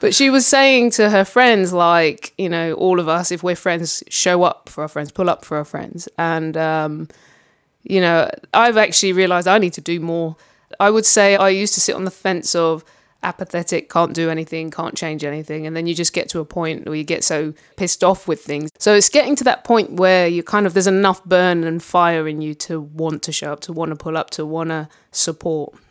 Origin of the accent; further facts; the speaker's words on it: London, United Kingdom; growing up in London